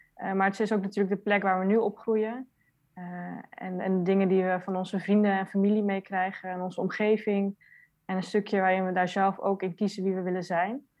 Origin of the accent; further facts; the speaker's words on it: Netherlands; Ik ben zelf geboren in Nederland